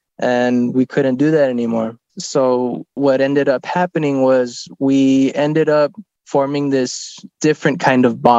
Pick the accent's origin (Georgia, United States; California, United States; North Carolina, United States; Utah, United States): California, United States; San Ysidro; I'm from San Isidro.